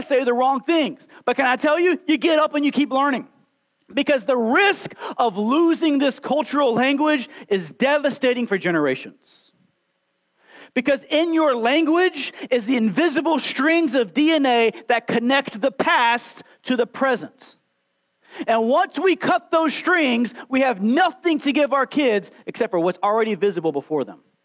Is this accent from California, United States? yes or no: no; Alabama, United States; I was born and raised here in Alabama, slap out Alabama